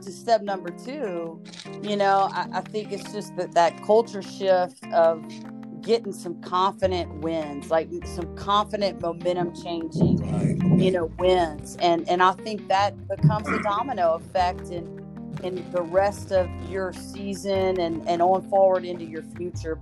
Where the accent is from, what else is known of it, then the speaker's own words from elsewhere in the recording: South Louisiana, United States; I'm a South Louisiana girl